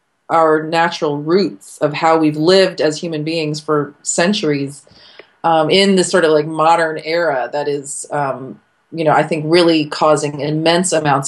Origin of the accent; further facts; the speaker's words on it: California, United States; now in Washington, United States; because I came from California and I felt like people were much happier.